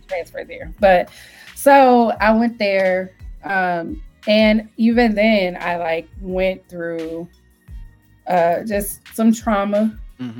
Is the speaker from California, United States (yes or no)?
no; Detroit, Michigan, United States; I grew up on the west side and I grew up really close to Dearborn